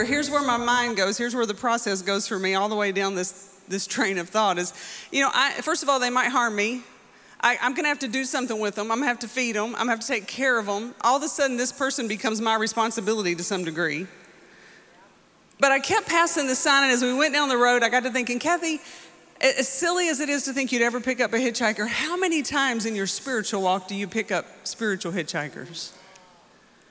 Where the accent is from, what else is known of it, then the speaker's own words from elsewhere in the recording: Muskogee, Oklahoma, United States; I'm from Muskogee.